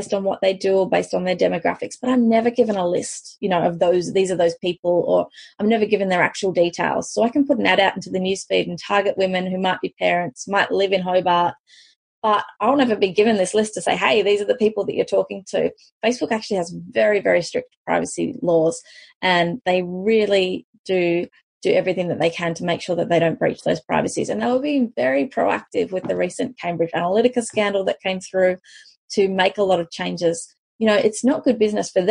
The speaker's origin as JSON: {"language": "English", "country": "South Africa", "moved": "yes", "said": "I'm originally from South Africa"}